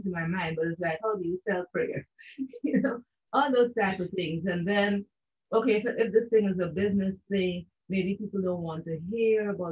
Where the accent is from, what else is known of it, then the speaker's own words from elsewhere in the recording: Guyana; now in Canada; I am from the country of Guyana. I am a Guyanese